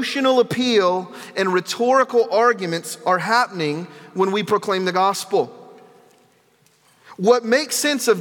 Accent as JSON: {"language": "English", "region": "the South", "country": "United States", "moved": "yes", "said": "where I come from, I'm from the South"}